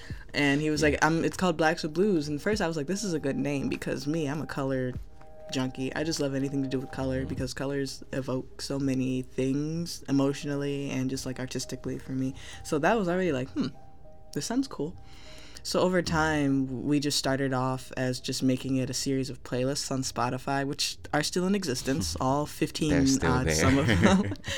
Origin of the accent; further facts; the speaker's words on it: Southfield, Michigan, United States; I still say that I am from Southfield. Born there, you know, spent half my life there.